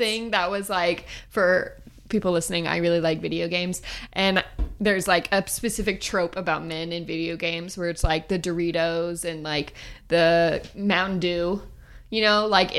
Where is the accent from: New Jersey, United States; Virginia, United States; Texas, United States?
Texas, United States; now in Oklahoma, United States; Like, we're in Oklahoma. I grew up in Texas.